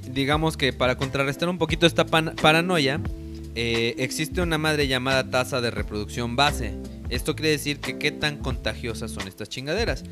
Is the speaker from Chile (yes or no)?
no; Mexico; pensamos como mexicanos